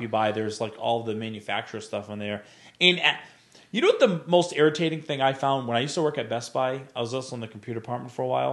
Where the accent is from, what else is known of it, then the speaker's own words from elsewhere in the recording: Rhode Island, United States; now in New Bern, United States; I was visiting, uh, Rhode Island a few, uh, back in October, and I was getting directions somewhere, which is kind of funny 'cause I'm like, it's like my hometown